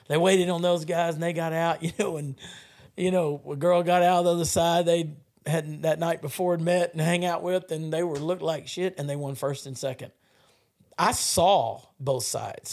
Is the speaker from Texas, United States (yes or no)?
yes; South Texas, United States; I grew up in South Texas